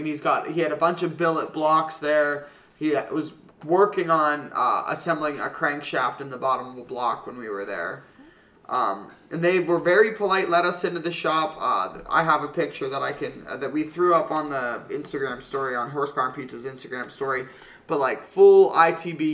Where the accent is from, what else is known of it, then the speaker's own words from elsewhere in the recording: Pennsylvania, United States; We're like, Pennsylvania